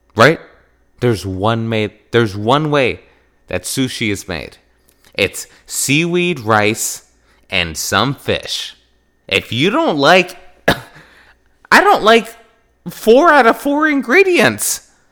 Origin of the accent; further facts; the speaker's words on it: Wisconsin, United States; I grew up in Wisconsin